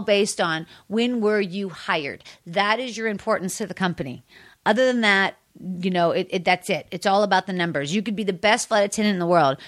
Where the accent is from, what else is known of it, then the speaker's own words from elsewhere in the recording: Pittsburgh, Pennsylvania, United States; moved away; also born or lived in Washington, D.C.; I'm from Pittsburgh